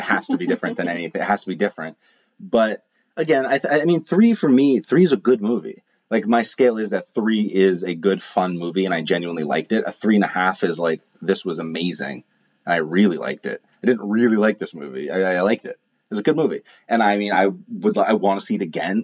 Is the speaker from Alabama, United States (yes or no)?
no; Maine, United States; I'm from Maine